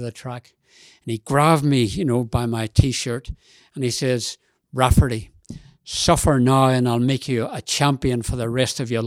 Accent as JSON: {"language": "English", "town": "Belfast", "region": "Northern Ireland", "country": "United Kingdom", "tie": "born or raised there", "moved": "as an adult", "lives_now": "Australia", "said": "I was born in Belfast in Northern Ireland in 1939. And I then later came to Australia when I was 21."}